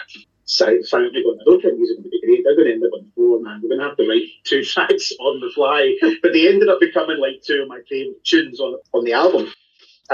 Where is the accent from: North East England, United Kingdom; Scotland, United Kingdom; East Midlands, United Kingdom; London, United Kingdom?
Scotland, United Kingdom; Glasgow; we're all from Glasgow